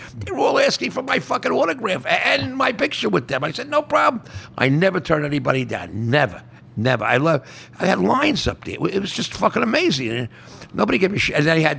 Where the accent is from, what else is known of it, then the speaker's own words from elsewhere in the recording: Oceanside, New York, United States; also born or lived in Queens, New York / Old Westbury, New York; Well, I grew up on Long Island, a place called Oceanside near the beach, Long Beach. And then I moved to North Shore Towers, a place in fucking Queens. And then I moved to Old Westbury, Long Island.